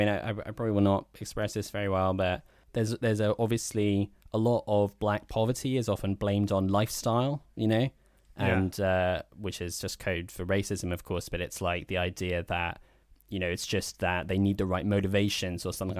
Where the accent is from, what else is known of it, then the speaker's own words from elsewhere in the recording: Ham, London, United Kingdom; we grew up in the Sacramento of southwest London. Ham.